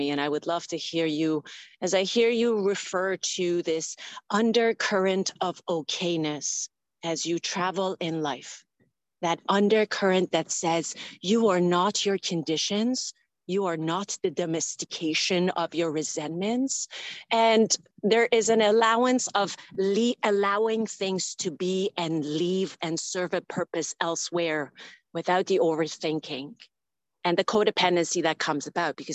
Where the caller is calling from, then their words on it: Toronto, Ontario, Canada; I'm joining you from Toronto.